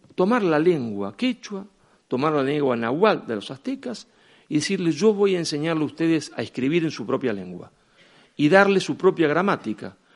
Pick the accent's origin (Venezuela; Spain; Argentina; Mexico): Argentina; cada vez que uno me presentaba como argentino